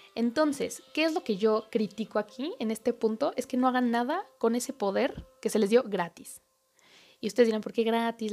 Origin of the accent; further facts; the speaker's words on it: Mexico; como mexicano